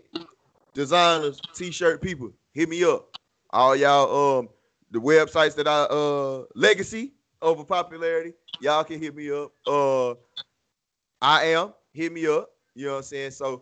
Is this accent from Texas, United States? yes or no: yes; Houston, Texas, United States; the great city of Houston, motherfucking Texas. My hometown